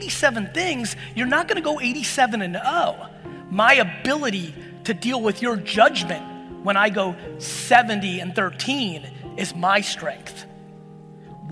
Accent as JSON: {"language": "English", "town": "Edison", "region": "New Jersey", "country": "United States", "tie": "born or raised there", "also_born_or_lived": "Soviet Union"}